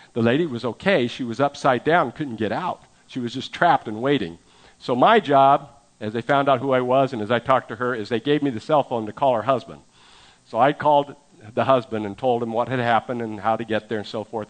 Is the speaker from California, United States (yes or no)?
yes; San Francisco Bay Area, California, United States; moved away; I'm from the San Francisco Bay Area